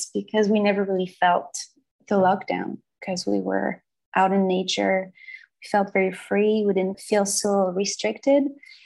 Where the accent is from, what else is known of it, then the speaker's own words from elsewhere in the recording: Brittany, France; English is a second language; moved away as an adult; also born or lived in Paris / Berlin / Joshua Tree; now in United States; I was born in Brittany, France. That's in the northwest of France. So I come from a very I grew up in a medieval town